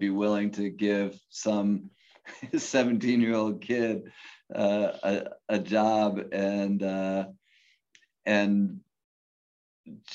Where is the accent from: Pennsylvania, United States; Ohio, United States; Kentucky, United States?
Ohio, United States; Cleveland; I grew up in Cleveland